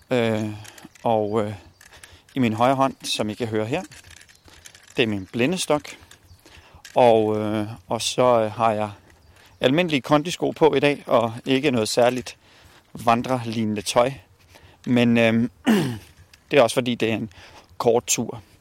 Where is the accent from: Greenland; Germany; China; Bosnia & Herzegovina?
Bosnia & Herzegovina; now in Denmark; Jeg kommer oprindeligt fra Bosnien. … Øh, og vi kom til, øh, til Danmark i, øh, i 1993.